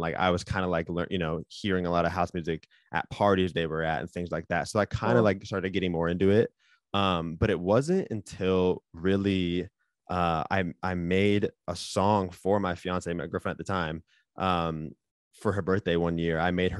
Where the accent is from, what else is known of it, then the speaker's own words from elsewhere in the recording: Seattle, Washington, United States; now in Los Angeles, United States; So, I grew up in Seattle. Graduated 2012, moved to Santa Barbara, went to college at Santa Barbara City College for a couple of years